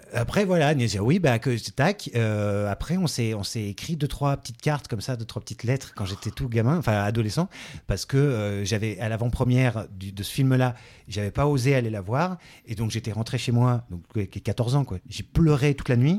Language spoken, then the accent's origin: French; Ardèche, Auvergne-Rhône-Alpes, France; dans mon bled, quoi. Enfin, pas, pas, par là, quoi, en Ardèche